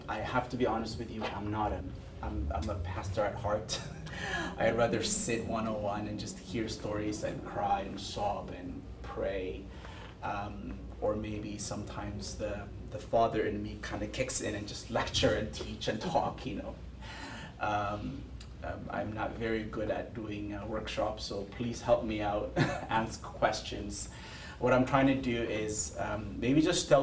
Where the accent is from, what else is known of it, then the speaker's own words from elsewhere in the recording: Ethiopia; now in Toronto, Canada; I grew up in Ethiopia